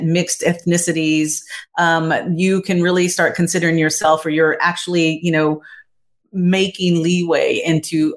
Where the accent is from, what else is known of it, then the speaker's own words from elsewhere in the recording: Texas, United States; my family definitely are descendants of Native Americans growing up in Texas